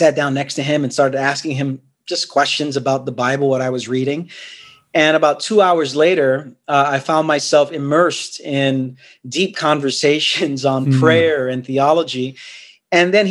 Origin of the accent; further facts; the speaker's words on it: New York City, New York, United States; also born or lived in Queens, New York; I'm from Brooklyn, New York, born and raised there.